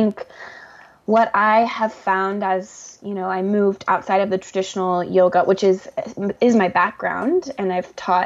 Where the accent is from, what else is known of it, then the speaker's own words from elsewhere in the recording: the South, United States; a Southerner